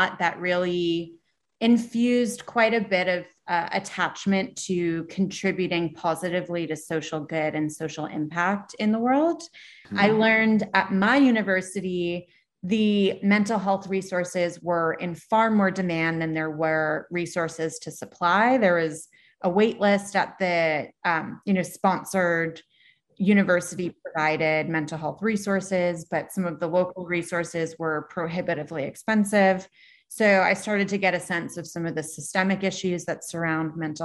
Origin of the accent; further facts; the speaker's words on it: Long Island, New York, United States; I was born in Long Island and grew up in Long Island